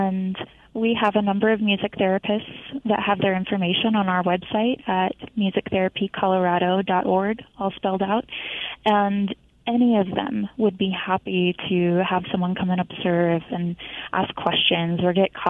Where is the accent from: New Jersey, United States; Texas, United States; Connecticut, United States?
Texas, United States; moved away as an adult; now in Colorado, United States; I am not a Colorado native. I am actually from Texas. I moved here about 5 years ago for my graduate degree in music therapy